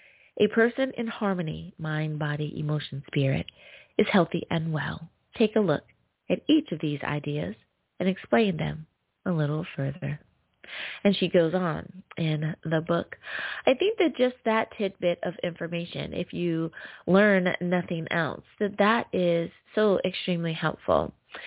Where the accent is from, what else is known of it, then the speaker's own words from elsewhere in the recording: United States; Coming in the number one spot is my home country. Woohoo! Good old US of A.